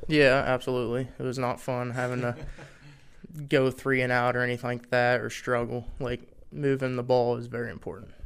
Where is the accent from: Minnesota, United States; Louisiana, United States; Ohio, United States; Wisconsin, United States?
Ohio, United States; moved away as an adult; now in Harrisonburg, United States; I'm from Ohio. A lot of my family's from West Virginia